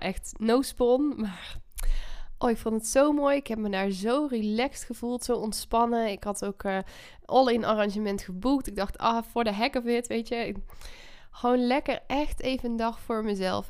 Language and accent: Dutch; North Brabant, Netherlands; moved away; Ik ben, eh, Brabantse, eh, trots op ook. Als man woont ook nog in Brabant. In, eh, het huis ook waar ik ben opgegroeid.